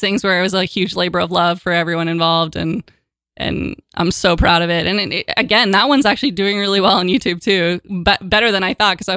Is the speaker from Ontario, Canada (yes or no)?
yes; Toronto, Ontario, Canada; moved away as an adult; now in New York, United States; So Far Toronto, my hometown